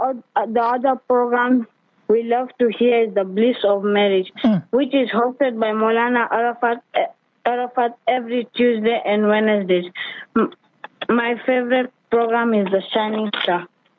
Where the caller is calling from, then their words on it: Kenya; I'm tuning from Kenya in a small town on the slopes of Mount Kenya.